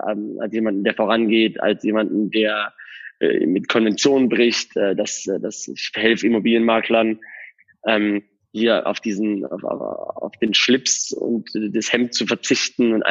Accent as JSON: {"language": "German", "town": "Karlsruhe", "region": "Baden-Württemberg", "country": "Germany", "moved": "as an adult", "lives_now": "Dubai, United Arab Emirates", "said": "Ich komme ursprünglich aus Karlsruhe und ähm, bin jetzt seit etwas länger wie fünf Jahren in, in Dubai, bin hierher ausgewandert."}